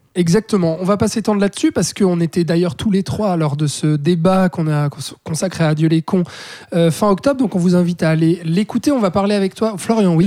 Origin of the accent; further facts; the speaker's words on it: Switzerland; chez nous en Suisse